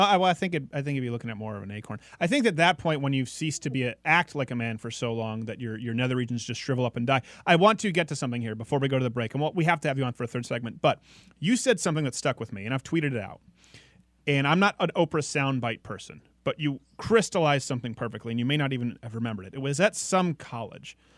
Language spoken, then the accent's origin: English; Canada; moved away; I'm from Canada.